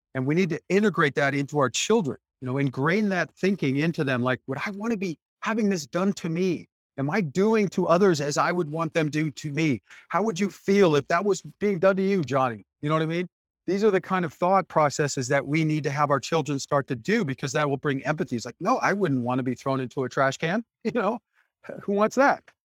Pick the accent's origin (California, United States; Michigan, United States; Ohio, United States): Michigan, United States; Detroit; I was born in Detroit, Michigan in 1966 to parents fighting for the civil rights movement.